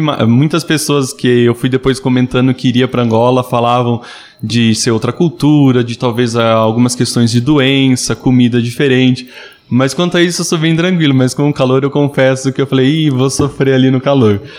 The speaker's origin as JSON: {"language": "Portuguese", "town": "Amparo", "region": "São Paulo", "country": "Brazil", "tie": "born or raised there", "said": "eu sou natural da cidade de Amparo, interior de São Paulo"}